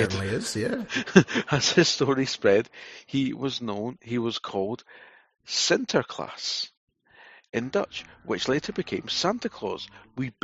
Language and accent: English; Scotland, United Kingdom; I'm Scottish